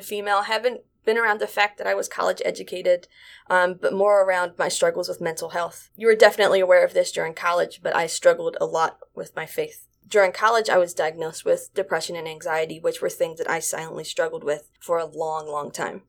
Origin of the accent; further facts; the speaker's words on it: Staunton, Virginia, United States; I was coming from Stanton from a small rural town